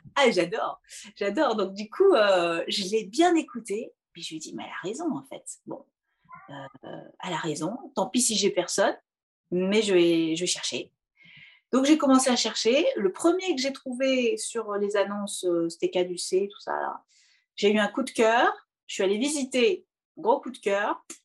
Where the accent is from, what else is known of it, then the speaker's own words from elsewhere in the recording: Poitiers, Nouvelle-Aquitaine, France; moved away as an adult; also born or lived in Paris; je viens de Poitou-Charentes, donc j'ai fait euh, la fac de musicologie à Poitiers, exactement où je suis née